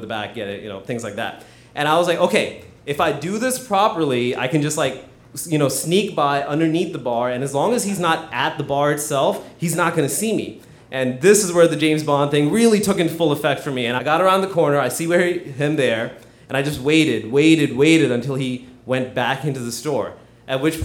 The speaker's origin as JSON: {"language": "English", "town": "Hyderabad", "region": "Telangana", "country": "India", "tie": "born or raised there", "said": "I was born in Hyderabad, which is a very congested town in South India, about the size of Boston."}